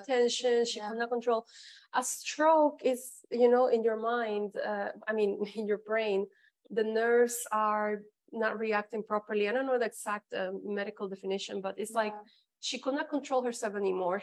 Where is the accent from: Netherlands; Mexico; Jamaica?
Mexico; first language Spanish; English is a second language; moved away as an adult; also born or lived in Canada; now in Dubai, United Arab Emirates; I was born in Mexico, then I lived in Canada ten years